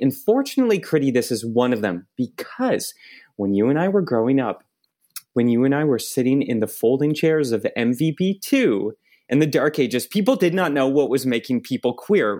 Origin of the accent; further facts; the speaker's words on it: Oakville, Ontario, Canada; I grew up in Oakville, uh, another suburb in the periphery of Toronto.